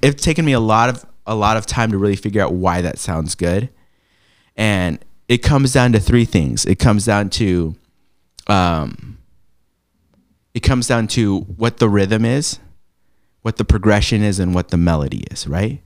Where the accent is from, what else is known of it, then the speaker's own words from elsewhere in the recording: San Diego, California, United States; moved away as an adult; also born or lived in Los Angeles, United States; now in Portland, United States; born in LA, raised in San Diego.